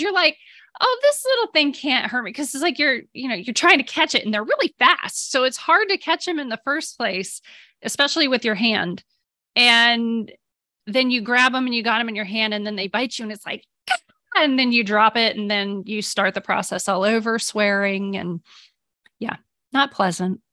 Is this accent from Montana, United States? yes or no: no; Ohio, United States; now in Texas, United States; I grew up in Ohio